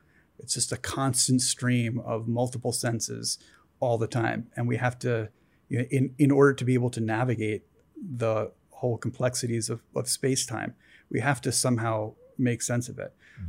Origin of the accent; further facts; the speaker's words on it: East Coast, United States; I'm scientist guy. I grew up on the East Coast. I came out here